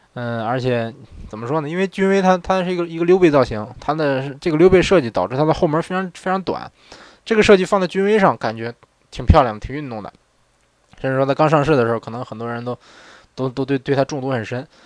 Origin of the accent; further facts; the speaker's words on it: northern China, China; moved away as an adult; now in Japan; 虽然我是北方人